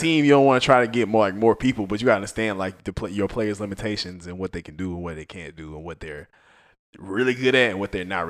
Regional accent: Mobile, Alabama, United States; I'm from Mobile

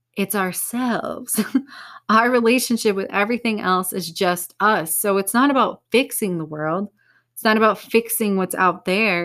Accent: United States; I'm American

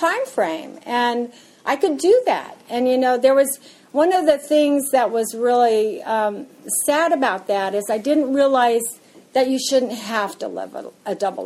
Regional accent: Yakima, Washington, United States; I was born and raised in Washington, in Yakima, Washington

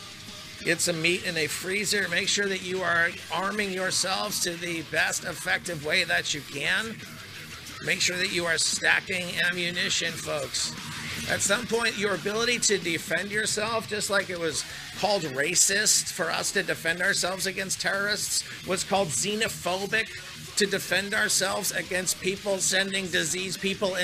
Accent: Bay Area, California, United States; growing up in the Bay Area

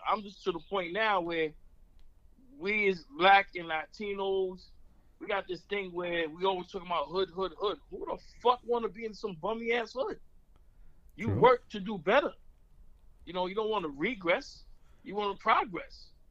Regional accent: New York City, New York, United States; moved away; I'm from the Bronx.

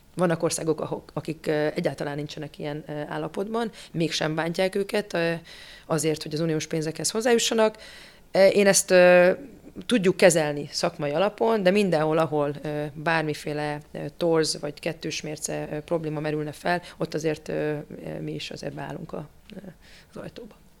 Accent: Miskolc, Borsod-Abaúj-Zemplén, Hungary; Én magam miskolci származású vagyok

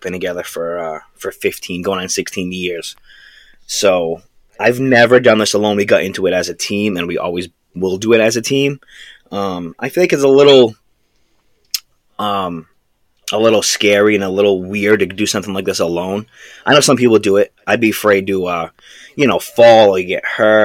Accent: Massachusetts, United States; We're from the Northeast, you know, Massachusetts. That's where we're from

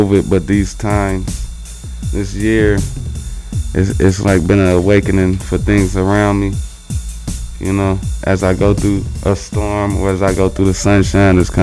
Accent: Illinois, United States; now in Minneapolis, United States; I'm also from Illinois

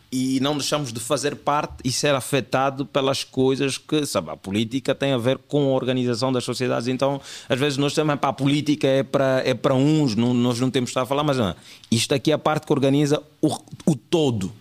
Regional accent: Angola; somos atores, mas também, mas a nossa cena é mesmo é humor, sou, sou humorista, humorista angolano

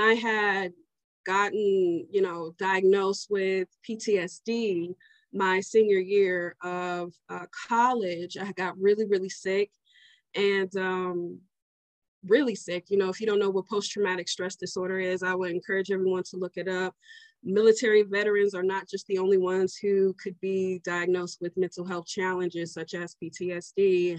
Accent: Omaha, Nebraska, United States; I'm from Omaha, Nebraska.

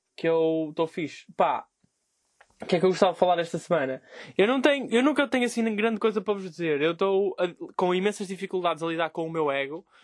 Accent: Vila Nova de Gaia, Norte, Portugal; eu sou de Gaia.

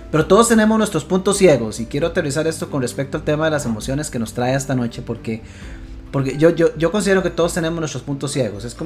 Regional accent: Costa Rica; nosotros como buenos ticos cada uno su casa y Dios en la de todos

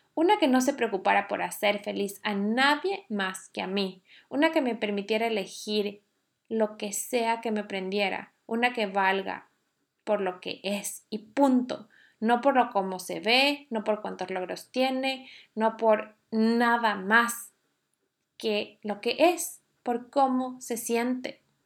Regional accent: Ecuador; now in Norway; Yo soy ecuatoriana y vivo en Noruega

